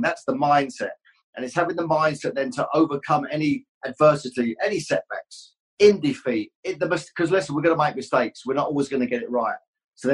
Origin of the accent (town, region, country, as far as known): Luton, East of England, United Kingdom